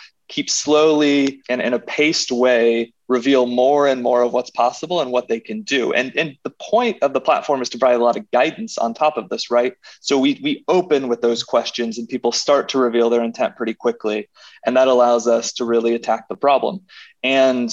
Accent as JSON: {"language": "English", "region": "Indiana", "country": "United States", "tie": "born or raised there", "also_born_or_lived": "Chicago", "moved": "as an adult", "lives_now": "New York, United States", "said": "I'm a Midwestern guy. I grew up in Indiana"}